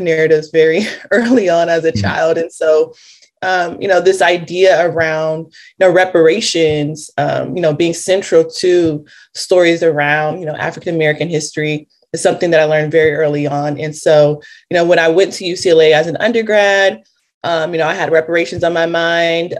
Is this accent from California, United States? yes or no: yes; Los Angeles, California, United States; I'm from Los Angeles, California